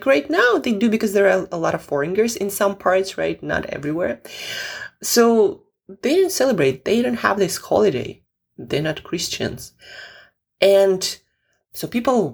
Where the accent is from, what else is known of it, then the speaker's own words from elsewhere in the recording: Russia; moved away; I'm originally from Russia